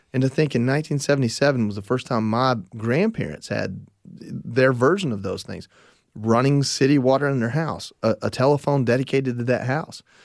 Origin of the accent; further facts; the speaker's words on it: Northwest Georgia, United States; I grew up in Northwest Georgia